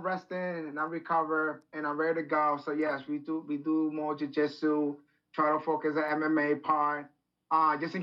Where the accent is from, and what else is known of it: Rhode Island, United States; born or raised there